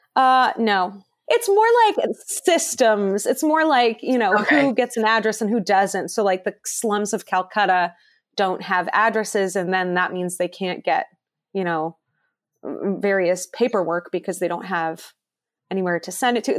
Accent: Cleveland, Ohio, United States; I am from Cleveland

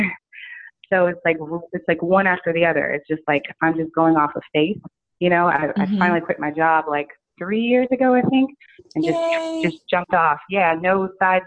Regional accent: Virginia, United States; moved away as an adult; also born or lived in New York / Los Angeles; here in Virginia, I came back after about 8 years of, you know, living in New York, writing for all kinds of celebrities and all that, but my hometown's here

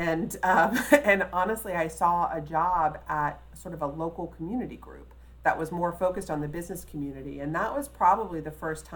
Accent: Mount Vernon area of Fairfax County, Virginia, United States; also born or lived in Alexandria, Virginia; I was raised just south of the city boundaries in the Mount Vernon area of Fairfax County

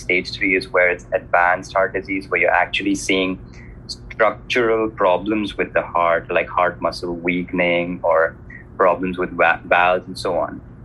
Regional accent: India; moved away; So I'm originally from India, which you obviously know is a developing country

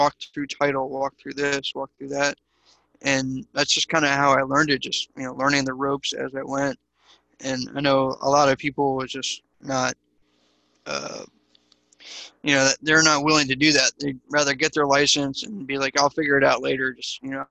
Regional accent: East Coast, United States; now in Dallas, United States; I'm originally from the East Coast, so I would shovel snow and wash cars and, sell blow pops at school

